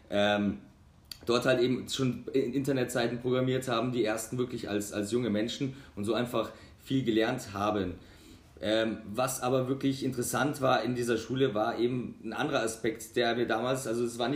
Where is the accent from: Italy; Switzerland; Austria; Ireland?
Italy; South Tyrol; ich komme aus, aus Südtirol, komme aber auch aus Deutschland. Also meine, ich bin, äh, meine Mutter ist aus Deutschland, mein Vater aus Südtirol